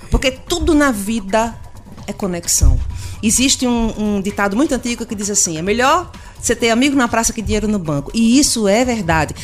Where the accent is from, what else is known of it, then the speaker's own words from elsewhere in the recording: Pernambuco, Brazil; eu sou pernambucana da região